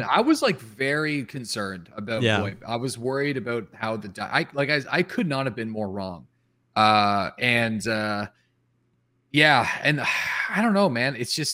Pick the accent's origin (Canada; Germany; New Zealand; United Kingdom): Canada; accent: Canadian; I play up my Canadian accent